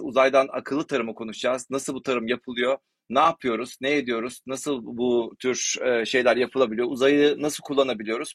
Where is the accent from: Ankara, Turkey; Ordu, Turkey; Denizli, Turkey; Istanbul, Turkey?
Ordu, Turkey; also born or lived in Netherlands; ben Orduluyum.